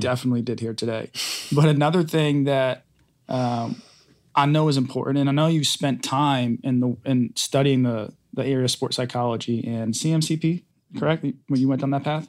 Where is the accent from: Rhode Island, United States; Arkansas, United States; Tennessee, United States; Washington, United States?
Rhode Island, United States; moved away; I grew up in Rhode Island